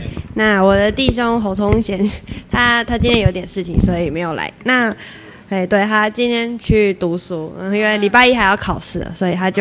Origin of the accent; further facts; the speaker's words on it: Taitung County, Taiwan; now in Linkou, Taiwan; 我是从台东嫁人上来的，所以其实，在那个地区，我也没有呃，就是呃，那种妈妈的朋友可以聊这些育儿的事情。